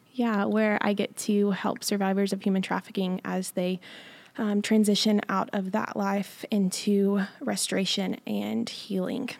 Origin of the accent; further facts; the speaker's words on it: Johnson City, Tennessee, United States; I'm from Johnson City, Tennessee